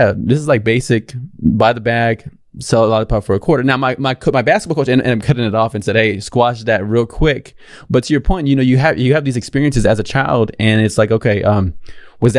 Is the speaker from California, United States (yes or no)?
no; San Antonio, Texas, United States; I grew up here in San Antonio